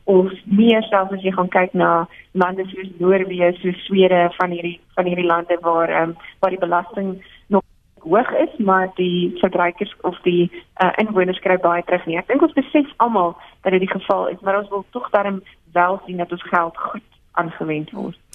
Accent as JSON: {"language": "Afrikaans", "country": "South Africa", "said": "as 'n Suid-Afrikaner"}